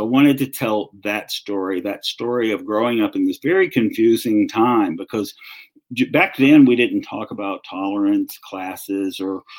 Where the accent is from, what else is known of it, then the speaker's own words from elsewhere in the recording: the South, United States; accent: Southern; I started hearing my Southern accent come back in.